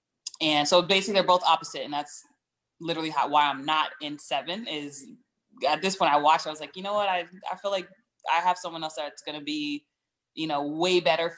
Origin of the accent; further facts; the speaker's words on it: East Coast, United States; also born or lived in Connecticut; So I'm from the East Coast, all over the East Coast, DMV area, Connecticut in particular.